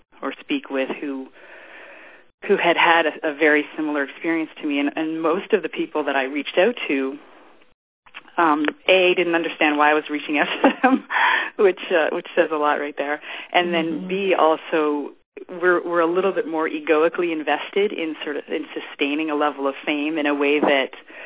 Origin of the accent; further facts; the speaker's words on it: Ottawa, Ontario, Canada; moved away as an adult; also born or lived in Los Angeles; I was born in Ottawa, Canada, and then I eventually arrived in Los Angeles when I was 19